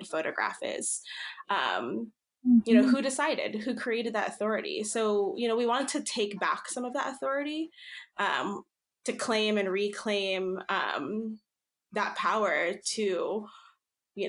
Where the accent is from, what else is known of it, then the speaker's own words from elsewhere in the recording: New Jersey, United States; also born or lived in Philippines; now in Seattle, United States; based in Seattle, Washington, but I grew up in New Jersey.